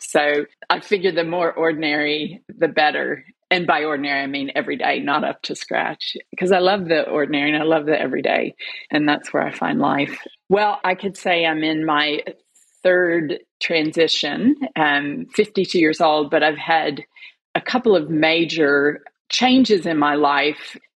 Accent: United States; moved away as an adult; now in Melbourne, Australia; By my voice, you can tell that I'm not Australian, but I am. I'm an American who married an Australian who has become an Australian citizen living in Melbourne.

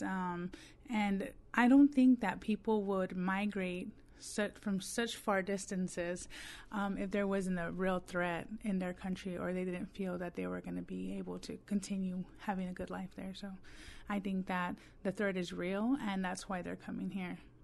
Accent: Texas, United States; moved away

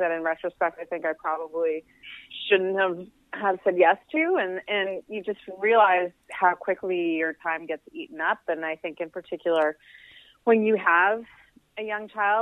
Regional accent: Halifax, Nova Scotia, Canada; moved away; also born or lived in Toronto / Calgary; Halifax, which is nice. My hometown.

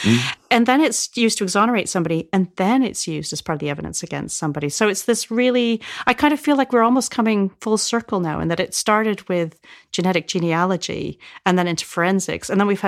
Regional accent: Canada; now in United Kingdom; So I grew up in Canada, but we would come across here and we would go and stay in Rosebank on the Isle of Wight.

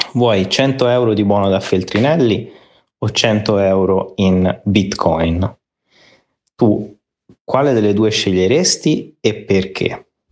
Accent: Italy; moved away; siamo messi male

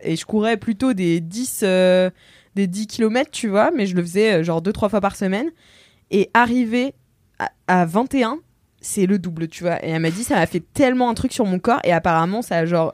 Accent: Nantes, Pays de la Loire, France; now in Paris, France; je suis nantaise

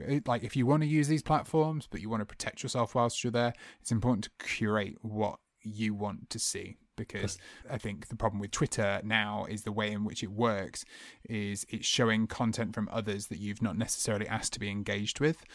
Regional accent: United Kingdom; how we are as british people

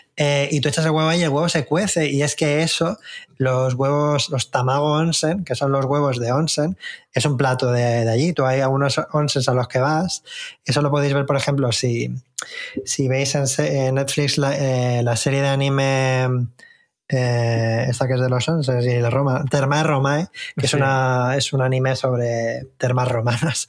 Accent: Spain; para mí como español

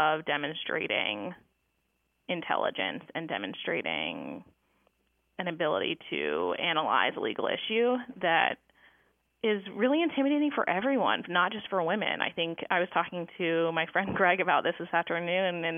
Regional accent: Durham, North Carolina, United States; moved away as an adult; also born or lived in Michigan; I grew up in Durham, North Carolina, at a Quaker school, and I attended the Carolina Friends School

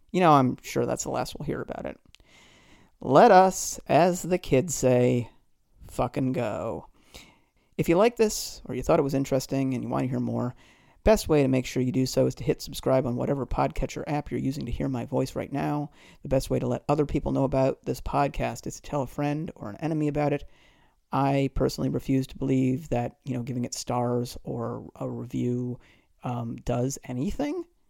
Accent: just outside of Boston, Massachusetts, United States; also born or lived in Detroit, Michigan / Queens, New York; now in New York, United States; I was born in nineteen seventy-eight in Detroit. I grew up just outside of Boston and have lived in Queens since two thousand and three.

